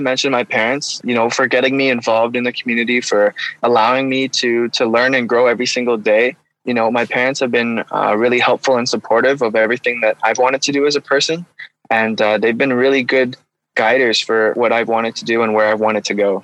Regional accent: Ottawa, Ontario, Canada; I was born and raised in Ottawa, Ontario

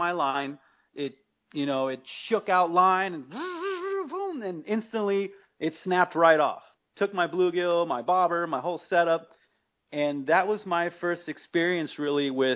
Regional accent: Mesa, Arizona, United States; I grew up here in Mesa

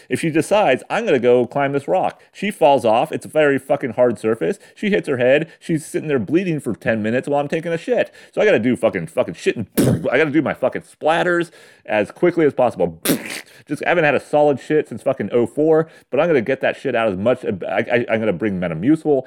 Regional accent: San Diego County, California, United States; I grew up in San Diego County

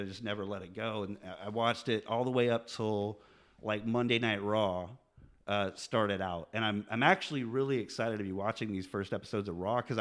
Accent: Atlanta, Georgia, United States; now in Richmond, United States; Originally, I'm from Atlanta, Georgia

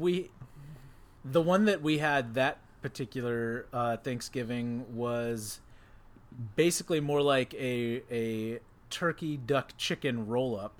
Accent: Texas, United States; that's how we did it growing up in Texas

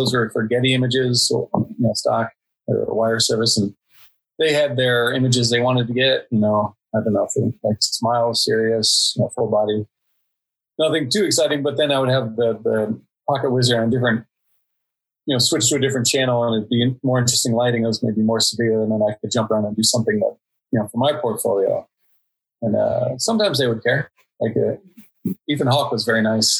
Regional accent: Indiana, United States; moved away as an adult; also born or lived in Prague, Czech Republic / London, United Kingdom; I'm from Indiana and I worked for 10 years in Czech Republic and Prague and London

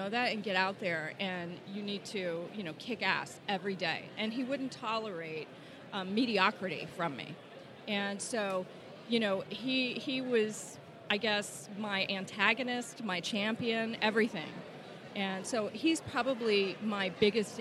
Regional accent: East Texas, United States; I grew up in East Texas, right, where people drove vehicles with Confederate flags on them

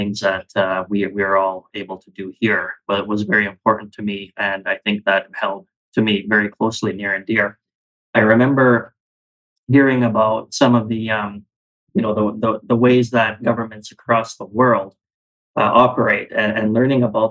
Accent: Calgary, Alberta, Canada; born and raised in Calgary, Alberta. I'm an Alberta boy through and through.

